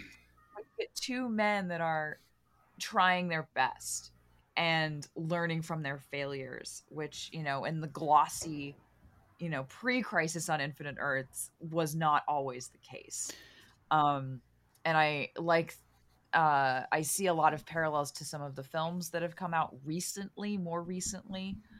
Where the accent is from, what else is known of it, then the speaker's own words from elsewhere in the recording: Los Angeles, California, United States; I grew up in Los Angeles